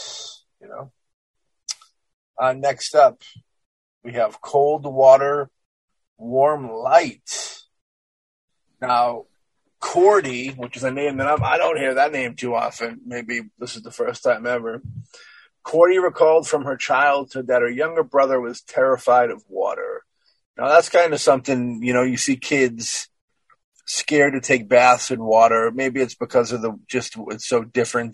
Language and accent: English; Ireland; I'm an Irishman